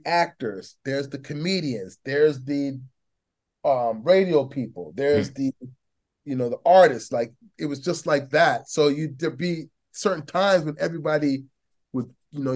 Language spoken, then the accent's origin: English; Toronto, Ontario, Canada; moved away; also born or lived in Edmonton; I'm from Toronto too